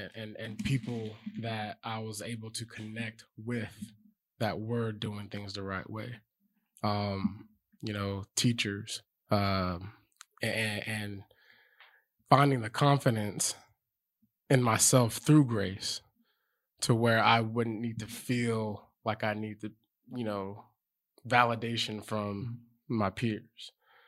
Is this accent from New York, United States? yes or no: no; Lacey, Washington, United States; Lacey, Washington.